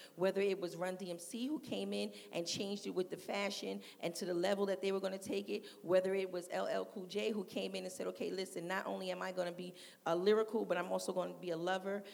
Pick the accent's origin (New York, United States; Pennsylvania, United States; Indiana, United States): New York, United States; New York City; I'm from Queensbridge Public Housing